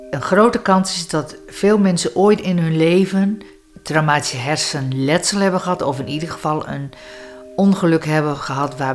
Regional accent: Grootegast, Groningen, Netherlands; Grote gast, dus Westerkwartier.

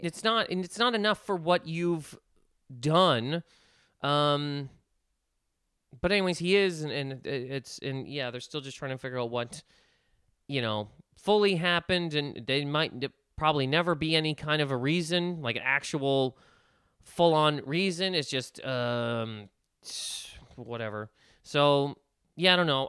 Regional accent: Nova Scotia, Canada; moved away; I'm from Nova Scotia

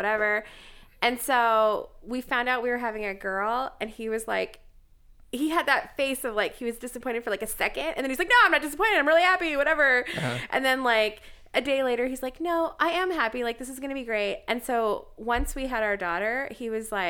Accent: Fairfield, California, United States; now in Los Angeles, United States; I grew up in a little town called Fairfield.

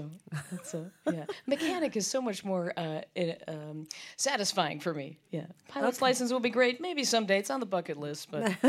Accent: Appleton, Wisconsin, United States; moved away as an adult; also born or lived in Chicago, Illinois; now in Louisville, United States; I'm from Wisconsin originally, born in Chicagoland, but then we moved up to Wisconsin. Appleton is where I call home, but I've been in Louisville now for 12 years, so it feels like a second home, really.

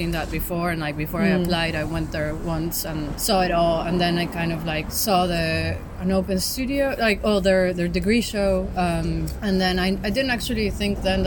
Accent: Mexico City, Mexico; growing up in Mexico City and in being in a country that's been obviously influenced widely by like the US

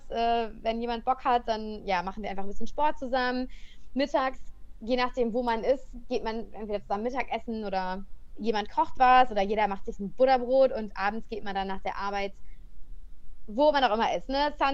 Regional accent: Cologne, North Rhine-Westphalia, Germany; moved away as an adult; ich ähm, ja, bin, sag ich immer, ein Kölsche Mädchen. Ich komme aus dem Rheinland.

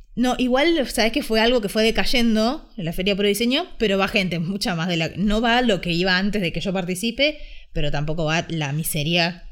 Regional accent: Ushuaia, Tierra del Fuego, Argentina; now in Buenos Aires, Argentina; desde que me fui a vivir a Buenos Aires, porque yo soy de Ushuaia

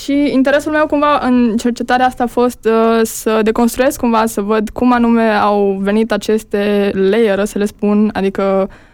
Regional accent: Jiu Valley, Hunedoara County, Romania; moved away as an adult; eu sunt din Valea Jiului

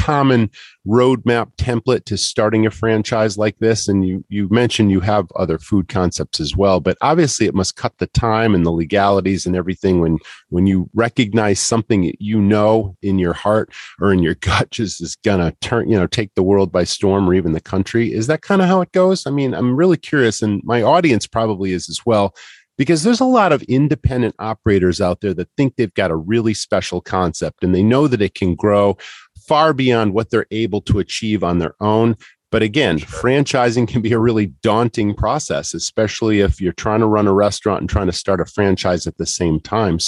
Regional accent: Massachusetts, United States; moved away; I'm originally from Massachusetts

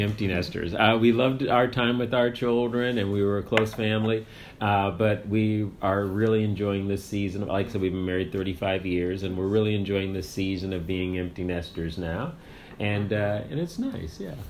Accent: near Cape Cod, Massachusetts, United States; moved away as an adult; also born or lived in Germany / South Korea / Kenya; now in San Antonio, United States; I'm from New England.

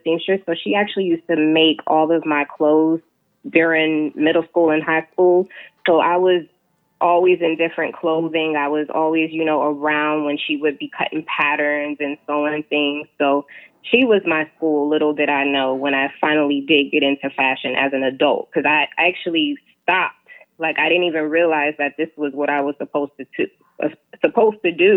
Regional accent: Jacksonville, Florida, United States; also born or lived in Queens, New York; I was born in New York, born in Queens, but raised in Jacksonville, Florida. So I always say I'm a Florida girl.

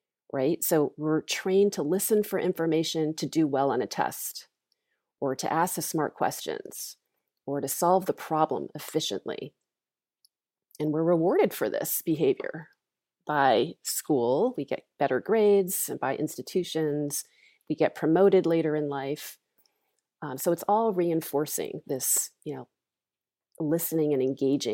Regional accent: Longmeadow, Massachusetts, United States; I grew up in Longmeadow, Massachusetts

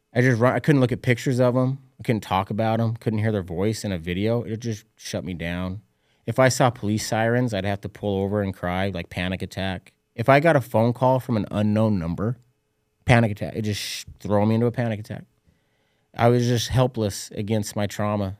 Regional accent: Utah, United States; I was a kid from Utah, high school basketball coach

